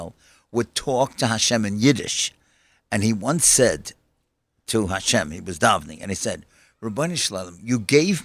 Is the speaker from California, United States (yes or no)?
no; New York City, New York, United States; I grew up in Kew Gardens